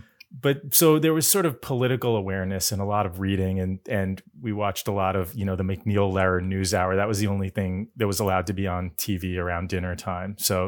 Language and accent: English; Massachusetts, United States; I grew up west in Massachusetts, outside of Boston.